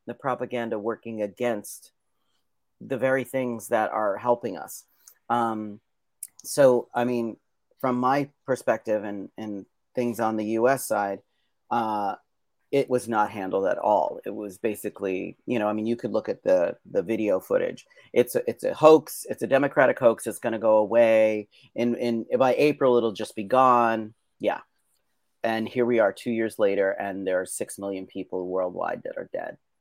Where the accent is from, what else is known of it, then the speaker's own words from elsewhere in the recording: Pennsylvania, United States; I was born in Pennsylvania on a mountaintop